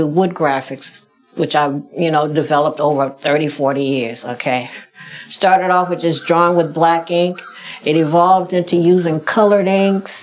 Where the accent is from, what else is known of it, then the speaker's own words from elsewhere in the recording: Chicago, Illinois, United States; I grew up in Chicago, south side of Chicago, right down the street from White Sox Park